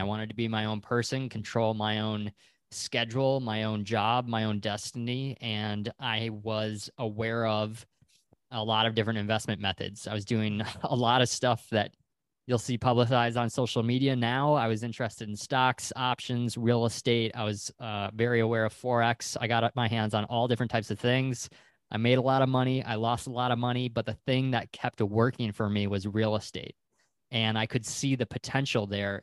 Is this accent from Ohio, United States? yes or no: no; Wisconsin, United States; moved away as an adult; also born or lived in Pensacola, Florida; I'm originally from Wisconsin